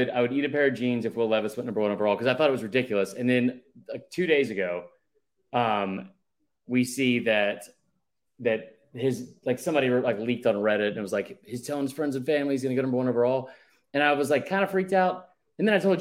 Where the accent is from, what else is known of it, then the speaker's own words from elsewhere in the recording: Atlanta, Georgia, United States; we're both from Atlanta